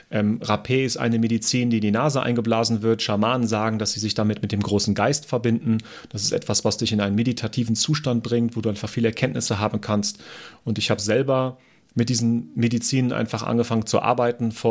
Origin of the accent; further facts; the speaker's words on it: Germany; moved away as an adult; now in Austria; Ich komme ja aus Deutschland, das Unternehmen ist auch in Deutschland